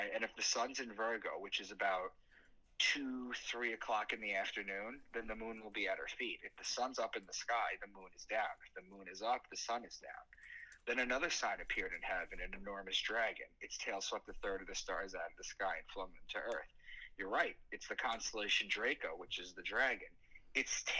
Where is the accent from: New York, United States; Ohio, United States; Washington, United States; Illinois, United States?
New York, United States; Long Island; moved away as an adult; also born or lived in Boston; I'm from Long Island